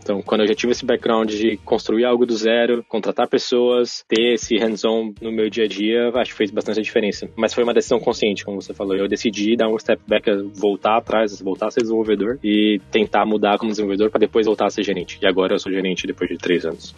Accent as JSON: {"language": "Portuguese", "region": "São Paulo", "country": "Brazil", "moved": "as an adult", "lives_now": "Berlin, Germany", "said": "sou de São Paulo, tenho 34 anos agora."}